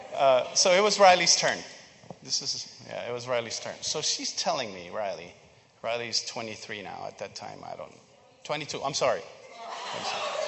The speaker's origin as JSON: {"language": "English", "country": "Philippines", "tie": "born or raised there", "moved": "yes", "said": "I grew up in the Philippines"}